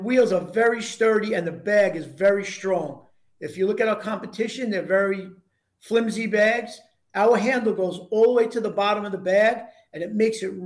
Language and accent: English; Long Island, New York, United States; We're from Long Island